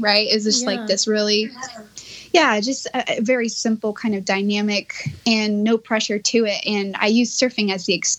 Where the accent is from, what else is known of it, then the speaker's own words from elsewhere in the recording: Miami, Florida, United States; moved away as an adult; now in California, United States; I grew up in Miami, Florida, and there's zero surf culture there at all